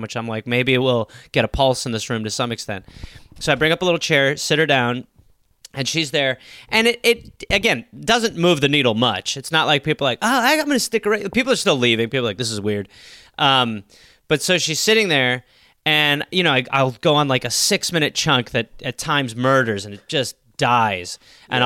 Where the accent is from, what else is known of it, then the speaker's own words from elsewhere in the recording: Wisconsin, United States; I was born in Wisconsin